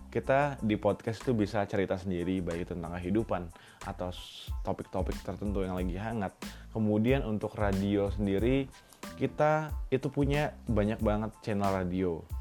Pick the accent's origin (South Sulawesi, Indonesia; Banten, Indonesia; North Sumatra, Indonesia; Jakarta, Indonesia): Banten, Indonesia; Serang; now in Yogyakarta, Indonesia; Gue dari Serang, Banten dan sekarang lagi tinggal di Yogyakarta untuk kuliah.